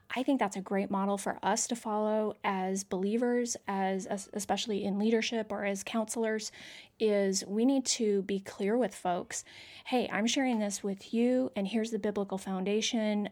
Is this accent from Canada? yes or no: yes; Canada; moved away; I'm from Canada originally.